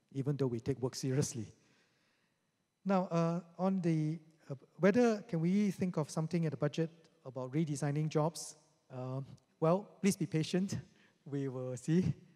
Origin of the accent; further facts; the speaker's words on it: Singapore; us together as Singaporeans